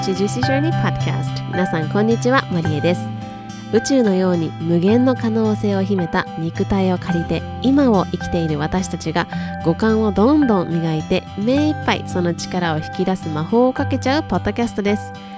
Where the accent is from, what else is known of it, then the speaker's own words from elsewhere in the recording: Japan; 自分が生まれ育った国、そして自分の国みたいなところが自分の、まあ、住んでる国っていうところがあるからこそ